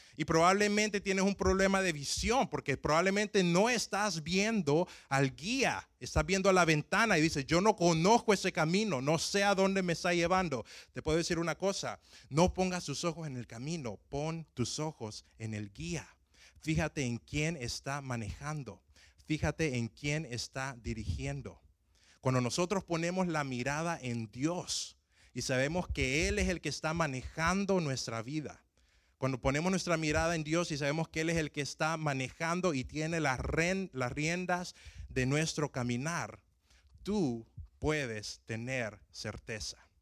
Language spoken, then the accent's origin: Spanish; Tegucigalpa, Francisco Morazán, Honduras; moved away; cuando yo iba empezando a manejar en mi ciudad natal, me acuerdo de que la, edad para poder manejar donde, eh, donde yo nací en Tegucigalpa es de 18 años